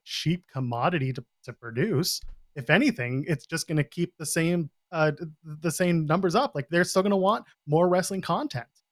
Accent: Canada; I'm a Canadian

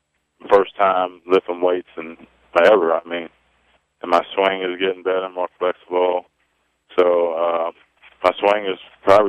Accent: Clearwater, Florida, United States; also born or lived in Providence, Rhode Island; now in St. Petersburg, United States; I'm from Clearwater, Florida. Moved down from Providence, Rhode Island when I was a little kid, and right now I reside in St. Pete, Florida.

